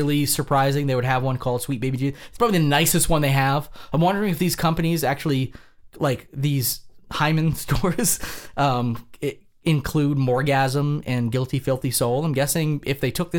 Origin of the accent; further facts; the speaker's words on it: Vermont, United States; We come from Vermont, which is a very beer centric state